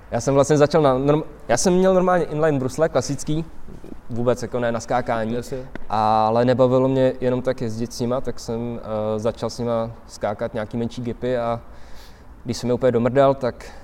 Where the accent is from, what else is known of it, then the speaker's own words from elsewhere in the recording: Prague, Czechia; Jsem Pražák na Bulovce.